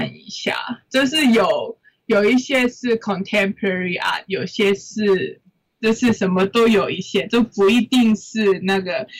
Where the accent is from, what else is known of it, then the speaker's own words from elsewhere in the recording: Hong Kong; 我觉得我是香港的香港人